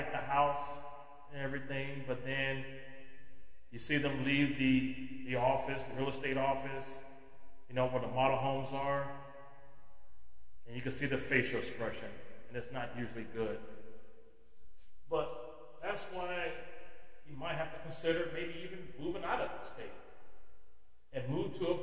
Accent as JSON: {"language": "English", "region": "California", "country": "United States", "said": "my home state of California"}